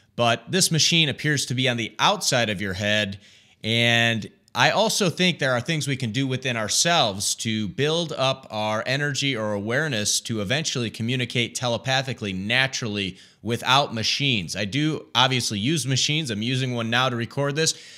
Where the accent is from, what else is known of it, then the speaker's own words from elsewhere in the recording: Michigan, United States; my home state of Michigan